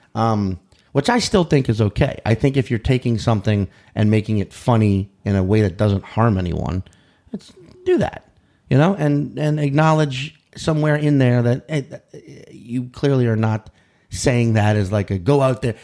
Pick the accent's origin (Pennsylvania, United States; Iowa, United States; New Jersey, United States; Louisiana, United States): Louisiana, United States; New Orleans; now in New York City, United States; I'm from New Orleans, but my parents moved us to the suburbs, you know, and, and which only half an hour outside the city